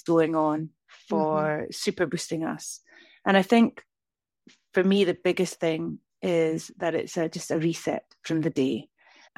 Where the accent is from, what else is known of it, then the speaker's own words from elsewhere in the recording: northeast of Scotland, United Kingdom; moved away as an adult; now in Lake District, United Kingdom; I'm from the northeast of Scotland